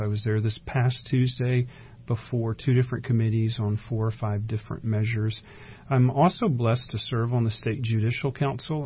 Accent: Round Rock, Texas, United States; I grew up in Round Rock, Texas.

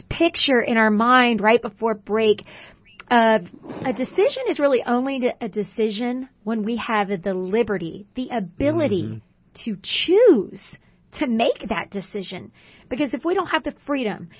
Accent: Houston, Texas, United States; I grew up in Houston

